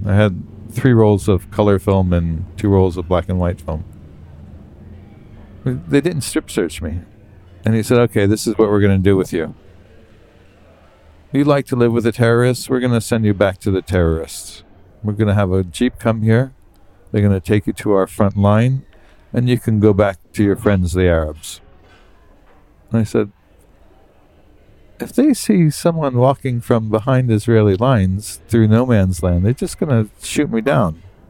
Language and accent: English; Beirut, Beirut Governorate, Lebanon; I said, I'm a Newsweek correspondent. I'm from Beirut.